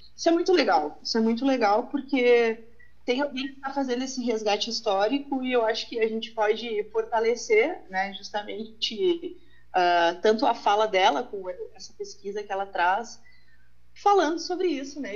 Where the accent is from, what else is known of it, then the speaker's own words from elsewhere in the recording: Uruguaiana, Rio Grande do Sul, Brazil; now in Lajeado, Brazil; Eu sou de Uruguaiana, né? Faz um tempo que eu vim aqui para a região